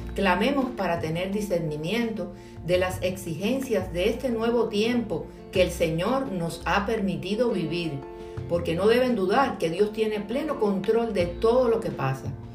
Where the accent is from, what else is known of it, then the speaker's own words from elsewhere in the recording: Cuba; mi tierra cubana